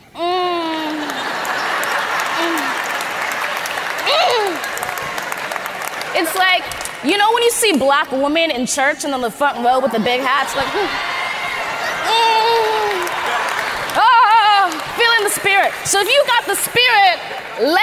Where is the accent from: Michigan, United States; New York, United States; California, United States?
California, United States; Los Angeles; I grew up in Los Angeles, California